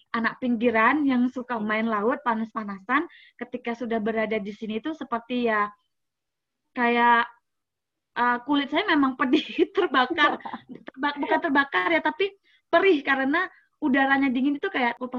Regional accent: Changchun, Jilin, China; Indonesian is a second language; Changchun itu uh, winter yang paling lama itu di kota saya

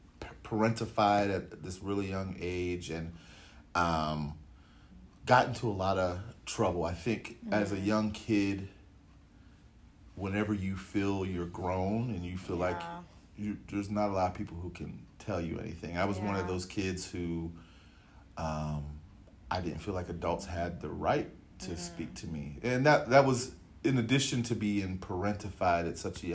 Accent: Pittsburgh, Pennsylvania, United States; also born or lived in Erie, Pennsylvania; I grew up in Pittsburgh.

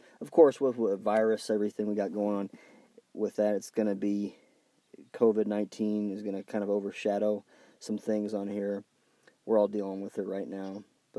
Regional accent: Illinois, United States; We're from Illinois

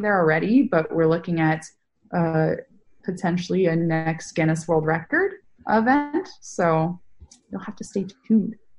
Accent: Northern California, United States; I'm from Northern California.

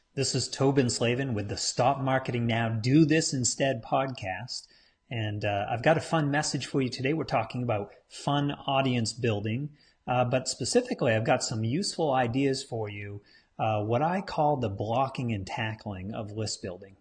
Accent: New England, United States; I'm from New England. We're big Patriots fans up here.

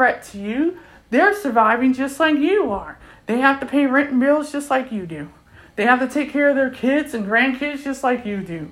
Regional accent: United States; first language English; I'm American

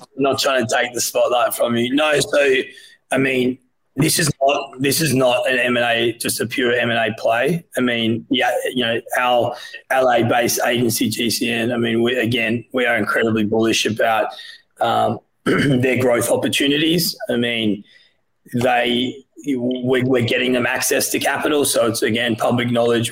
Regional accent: Australia; moved away as an adult; now in United States; I'm Australian

